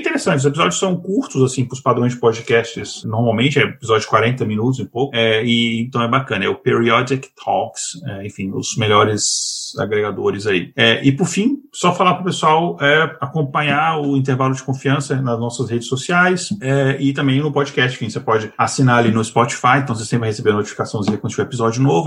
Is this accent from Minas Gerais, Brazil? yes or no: yes; Minas Gerais, Brazil; eu, como mineiro